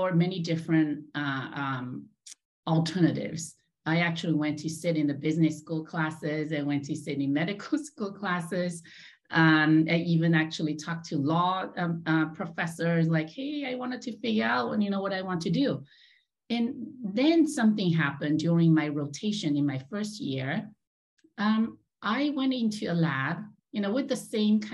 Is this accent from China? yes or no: yes; China; moved away as an adult; also born or lived in Los Angeles, United States; I was born and raised in China